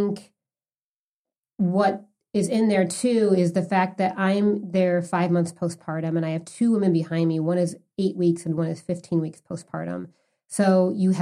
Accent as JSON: {"language": "English", "town": "Chicago", "region": "Illinois", "country": "United States", "said": "I'm from the Midwest. I'm from Chicago"}